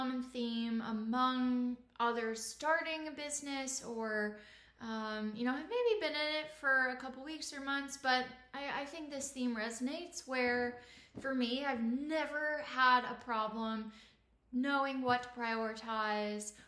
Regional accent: Indiana, United States; now in Austin, United States; I'm originally from Indiana in the Midwest

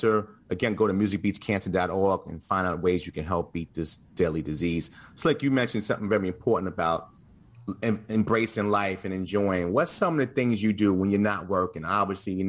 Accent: New York City, New York, United States; we're all from New York, whether we're from different boroughs or not

